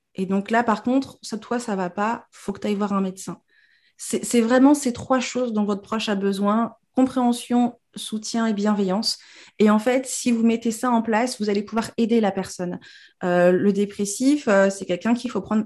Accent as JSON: {"language": "French", "region": "Normandy", "country": "France", "said": "je suis normande de base et que j'ai jamais vécu en Afrique"}